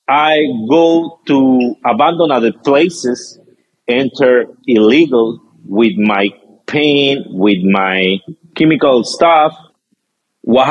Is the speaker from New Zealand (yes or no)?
no; Peru; I'm so Peruvian